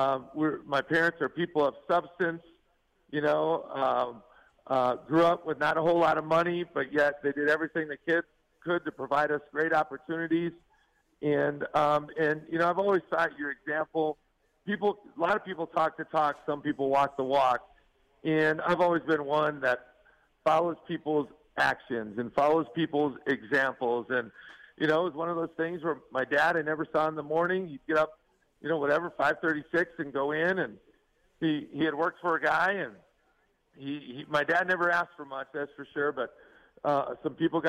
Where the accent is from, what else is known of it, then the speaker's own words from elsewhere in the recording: Stephen, Minnesota, United States; now in Salt Lake City, United States; I grew up in a small town, Stephen, Minnesota